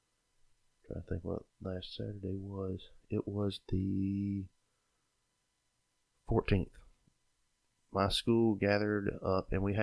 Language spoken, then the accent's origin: English; Sylvester, Georgia, United States; I was born and raised in South Georgia, grew up in Sylvester, Georgia